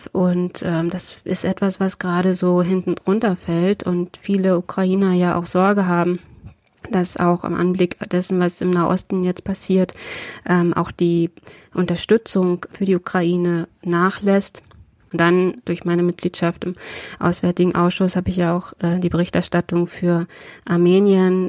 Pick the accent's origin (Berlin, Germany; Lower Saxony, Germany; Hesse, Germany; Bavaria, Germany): Lower Saxony, Germany; Braunschweig; wir hier in Braunschweig in meiner Heimatstadt